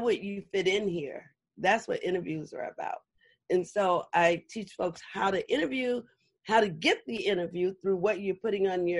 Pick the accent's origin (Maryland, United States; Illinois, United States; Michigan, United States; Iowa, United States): Illinois, United States; Chicago; now in Los Angeles, United States; I'm from Chicago. And so everything about me started from when I was a little girl in Chicago.